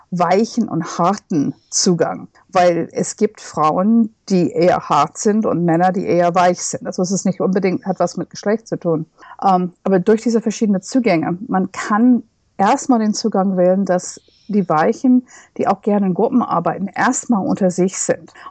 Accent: United States; first language English; German is a second language; now in Berlin, Germany; Ich stamme aus den USA und freue mich sehr, dass ich jetzt auf Englisch unterrichten

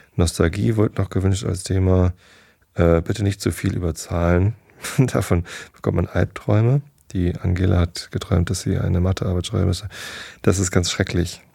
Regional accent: Northern Germany, Germany; ich bin halt Norddeutscher

